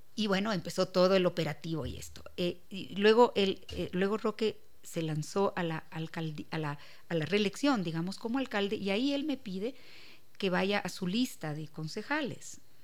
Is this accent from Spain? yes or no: no; Quito, Pichincha, Ecuador; yo amo a mi ciudad, yo, soy orgullosa de Quito